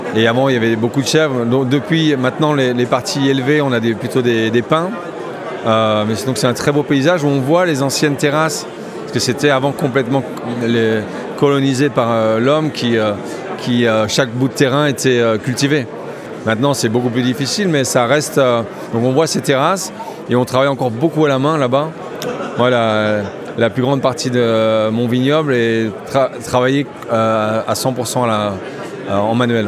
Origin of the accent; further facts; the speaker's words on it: France; moved away as an adult; also born or lived in Spain; now in Priorat, Spain; je suis français, je vis en Espagne depuis 23 ans.